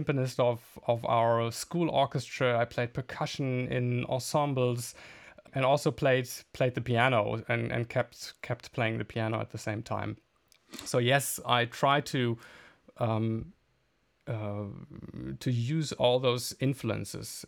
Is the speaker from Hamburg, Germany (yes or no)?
no; Bielefeld, North Rhine-Westphalia, Germany; moved away as an adult; also born or lived in The Hague / Berlin; my hometown, Bielefeld